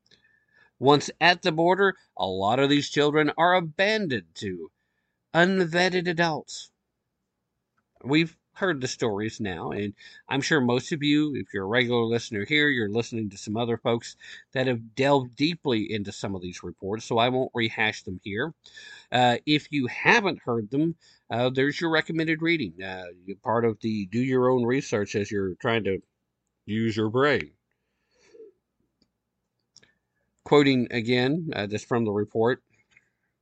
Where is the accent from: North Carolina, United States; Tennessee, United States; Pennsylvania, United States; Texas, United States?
Tennessee, United States; diehard Tennessee right here